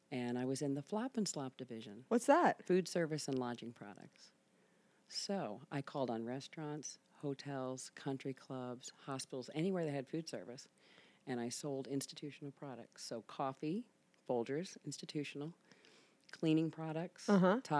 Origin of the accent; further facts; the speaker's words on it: Louisville, Kentucky, United States; now in Cincinnati, United States; Louisville. From Louisville. Yep. Okay, what brought you to Cincinnati? I went to Miami of Ohio.